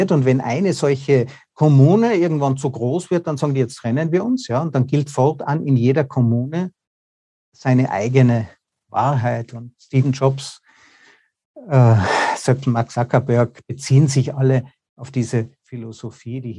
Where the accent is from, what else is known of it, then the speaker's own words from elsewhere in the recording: Austria; Also ich bin ja auch Österreicher, wir kommen nicht mal rein.